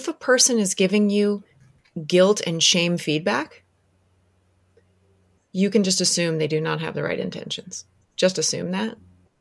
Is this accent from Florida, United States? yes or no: yes; Orlando, Florida, United States; I grew up in Orlando